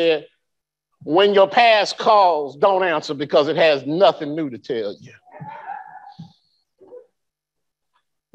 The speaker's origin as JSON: {"language": "English", "town": "Birmingham", "region": "Alabama", "country": "United States", "tie": "born or raised there", "also_born_or_lived": "Anniston / Fort Polk", "moved": "yes", "said": "I grew up in Birmingham"}